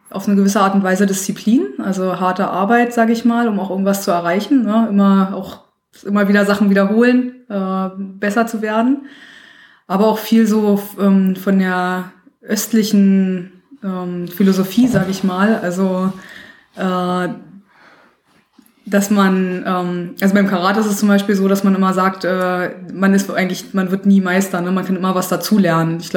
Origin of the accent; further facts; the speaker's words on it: Berlin, Germany; Ja, also ich bin in Berlin aufgewachsen, ähm, war noch äh, eins der Kinder, was noch viel draußen gespielt hat, äh, viel draußen unterwegs war.